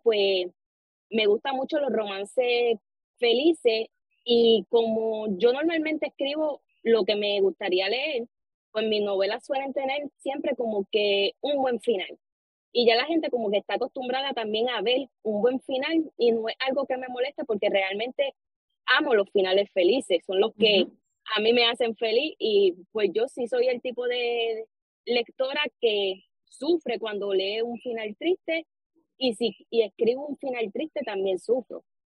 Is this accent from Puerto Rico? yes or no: yes; Arecibo, Puerto Rico; soy de aquí de Puerto Rico, de Arecibo.